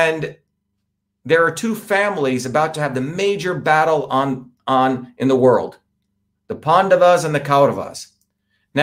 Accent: India; moved away; as an Indian untouchable

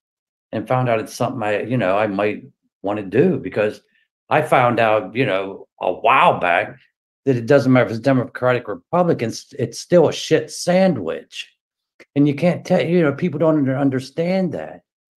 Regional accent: South Central Pennsylvania, United States; now in Winchester, United States; I grew up in Pennsylvania, South Central Pennsylvania, and it's all farmers.

